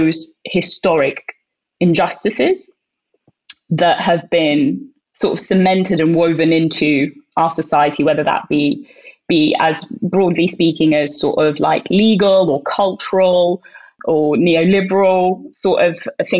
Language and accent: English; Sudan; now in United Kingdom; I'm Northeast African. I'm from Sudan